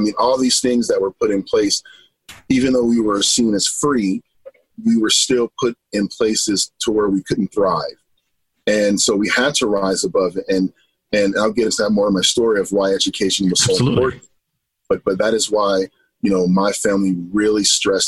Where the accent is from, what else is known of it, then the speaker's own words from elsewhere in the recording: Los Angeles, California, United States; moved away as an adult; now in Idaho, United States; I am originally from Los Angeles, California. And growing up